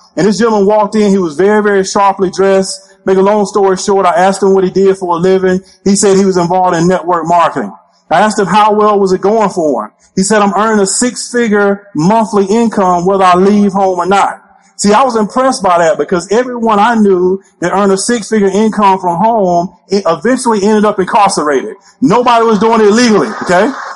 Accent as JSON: {"language": "English", "region": "Alabama", "country": "United States", "said": "I'm originally from the state of Alabama."}